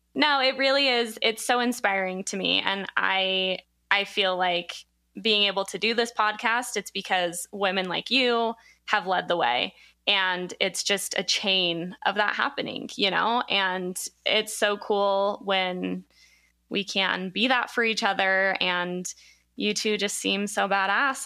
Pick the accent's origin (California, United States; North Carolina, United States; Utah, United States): Utah, United States; Provo; I'm from Provo